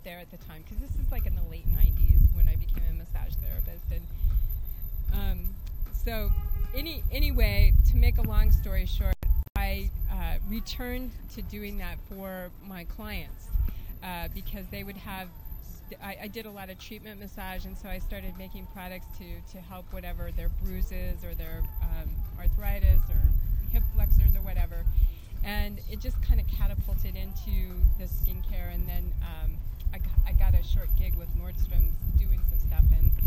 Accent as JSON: {"language": "English", "town": "Albuquerque", "region": "New Mexico", "country": "United States", "tie": "born or raised there", "said": "And coming back from Santa Fe, I grew up in Albuquerque"}